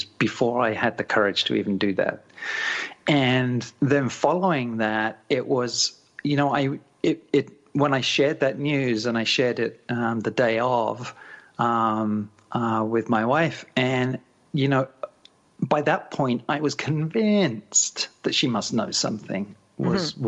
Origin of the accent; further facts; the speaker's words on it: Canada; my hometown of Melton